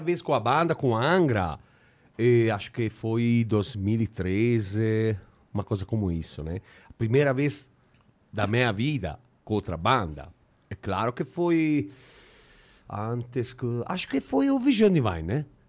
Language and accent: Portuguese; Italy; Portuguese is a second language; eu sou italiano